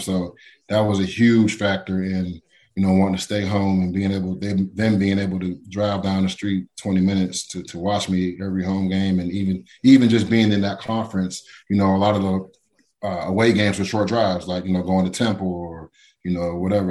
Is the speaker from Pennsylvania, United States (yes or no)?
yes; Pittsburgh, Pennsylvania, United States; also born or lived in South Carolina; I was born in South Carolina, then I moved to Pittsburgh when I was seven years old.